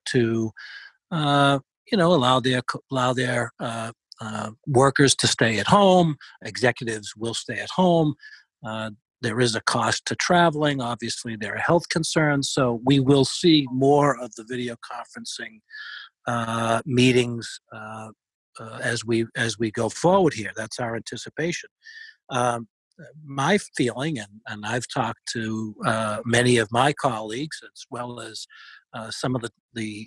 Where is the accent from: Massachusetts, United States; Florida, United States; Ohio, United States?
Massachusetts, United States; Boston; accent: Boston; my fabulous Boston accent